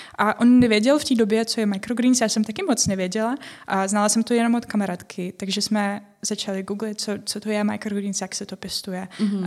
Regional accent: Ukraine; Czech is a second language; moved away as an adult; now in Czech Republic; Já jsem z Ukrajiny a přestěhovala jsem se kvůli partnero, partnerovi.

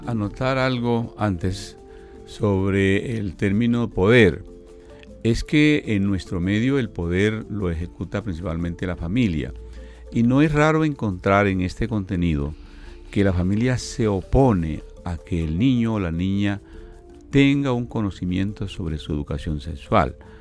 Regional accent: Colombia; parte de nuestra educación eh, eh, holística como, colombianos y como personas

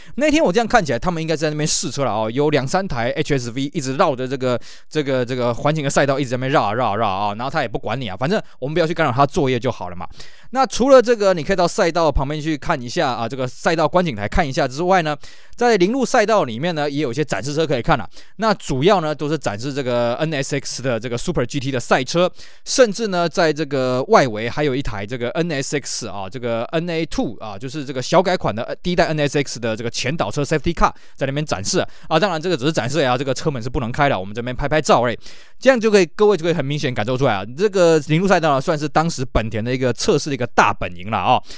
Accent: Taiwan; 在我们台湾这边呢，我们很难去想象那种冷度

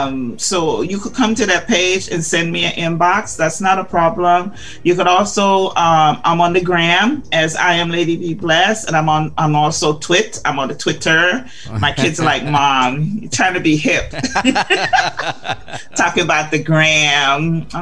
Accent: Guyana; So when I tell people I'm from Guyana, they're like, Ghana? I'm like, no, Guyana.

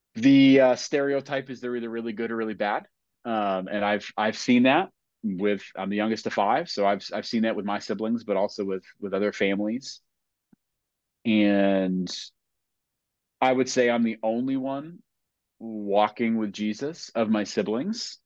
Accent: New England, United States; growing up in New England

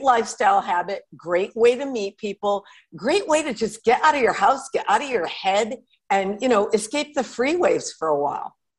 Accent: Connecticut, United States; also born or lived in Manhattan, New York; now in Los Angeles, United States; I grew up in Connecticut, which was in a kind of semi rural, and we lived on a lake.

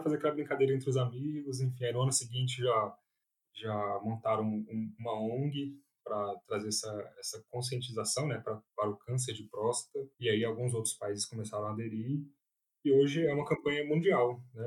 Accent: Brasília, Federal District, Brazil; moved away as an adult; now in São Paulo, Brazil; eu sou de Brasília, nascido, criado, fiz toda a minha formação lá

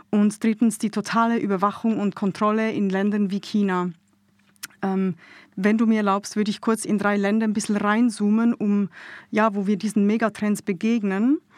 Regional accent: Switzerland; now in Munich, Germany; Ich lebe seit äh, Juli 15 hier in München. Ich bin ursprünglich aus der Schweiz, wird man sicher im einen oder anderen Satz auch hören dann.

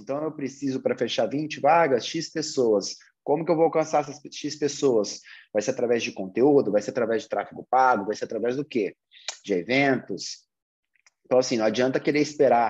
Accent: Brazil; Nós, como brasileiros

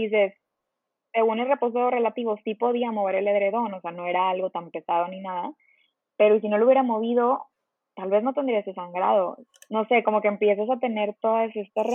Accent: Monterrey, Nuevo León, Mexico; moved away as an adult; also born or lived in Mexico City; yo soy de Monterrey y estaba viviendo en la Ciudad de México

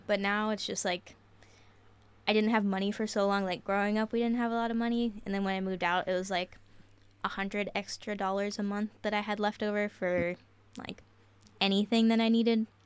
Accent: Marietta, Ohio, United States; moved away; I am from Marietta, Ohio

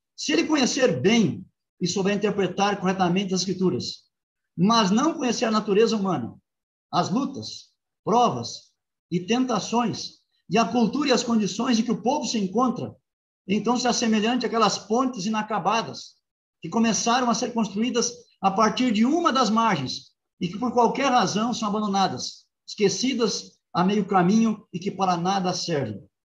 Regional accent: Rio Grande do Sul, Brazil; now in Engenheiro Coelho, Brazil; minha terra, Rio Grande do Sul

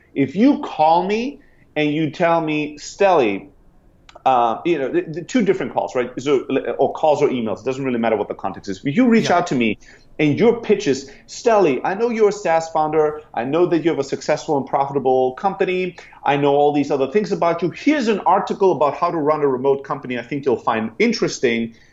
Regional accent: Germany; moved away as an adult; also born or lived in Greece; now in San Francisco, United States; I'm originally from Greece, grew up in Germany, and then 10 years ago, I sold everything I had, I bought a one way ticket, and I came to San Francisco

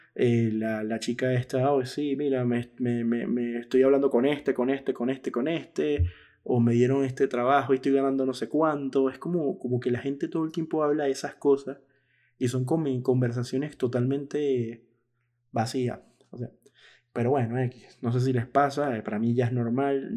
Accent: Venezuela; now in Buenos Aires, Argentina; yo que soy venezolano

